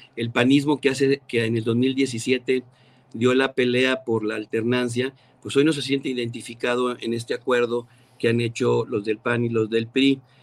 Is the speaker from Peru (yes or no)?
no; Mexico City, Mexico; moved away; also born or lived in Ciudad Acuña, Coahuila; yo nací en la Ciudad de México, Julio, estudié en la primaria en el CPP Stunam